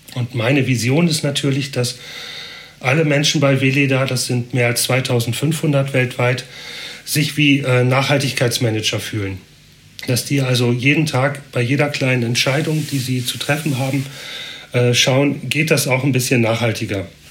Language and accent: German; Northern Germany, Germany; moved away as an adult; now in Basel, Switzerland; Ich komme ja äh, aus dem Norden, bin erst seit drei Jahren hier